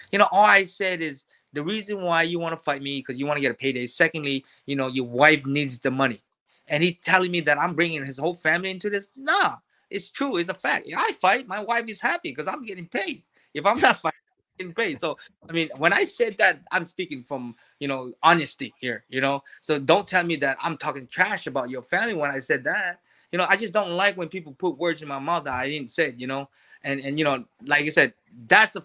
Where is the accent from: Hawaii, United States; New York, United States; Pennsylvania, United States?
Hawaii, United States; I grew up in Hawaii